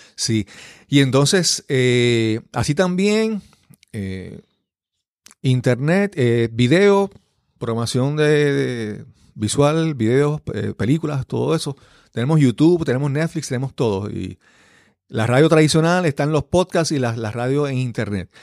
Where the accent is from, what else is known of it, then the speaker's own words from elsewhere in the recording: Yabucoa, Puerto Rico; moved away; en mi pueblo allá en Yabucoa